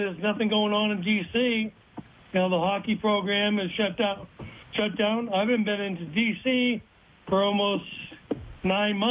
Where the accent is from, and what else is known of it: Boston, Massachusetts, United States; born or raised there; also born or lived in Taiwan